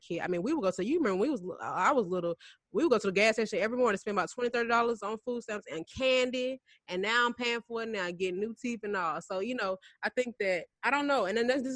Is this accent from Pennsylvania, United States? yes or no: no; Atlanta area, Georgia, United States; the closest one to where I grew up is in Sandy Springs